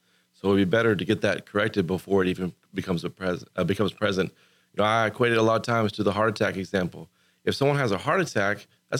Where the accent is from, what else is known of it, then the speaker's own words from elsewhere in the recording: United States; I grew up here in Montgomery County. And so this is my home.